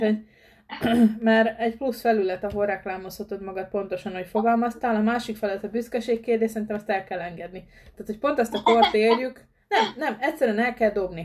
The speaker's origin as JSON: {"language": "Hungarian", "region": "Pest", "country": "Hungary", "said": "Én is vidéki vagyok, Pest megyei vagyok ugyan, de, de egy kisebb községben lakok"}